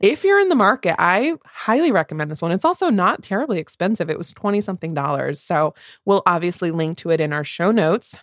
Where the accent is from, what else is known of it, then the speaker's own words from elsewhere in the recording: Midwest, United States; two Midwest mood readers